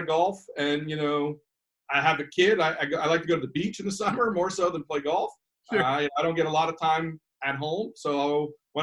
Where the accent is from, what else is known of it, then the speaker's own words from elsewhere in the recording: United States; I'm an American guy.